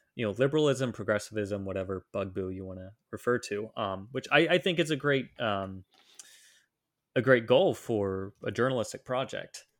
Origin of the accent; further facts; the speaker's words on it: Southeast Ohio, United States; moved away as an adult; also born or lived in Czech Republic / Washington, D.C. / North Carolina; now in Philadelphia, United States; I grew up in Southeast Ohio